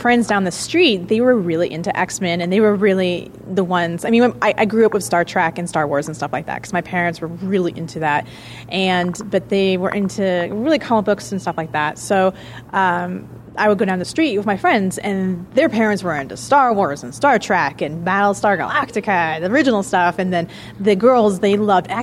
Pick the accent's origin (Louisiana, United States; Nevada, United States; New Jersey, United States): Nevada, United States; Reno; Yes, I am from Reno. I've lived in Reno for the majority of my life